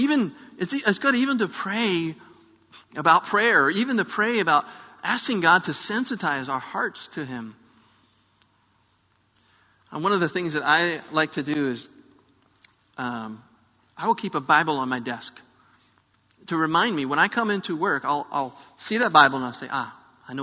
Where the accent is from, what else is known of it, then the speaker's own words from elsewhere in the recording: United States; I'm an American who speaks English